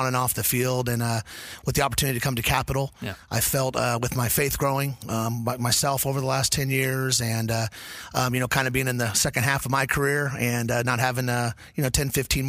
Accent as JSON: {"language": "English", "town": "El Dorado Hills", "region": "California", "country": "United States", "tie": "born or raised there", "said": "I grew up in the Cameron Park, El Dorado Hills area. I went to Oak Ridge High School."}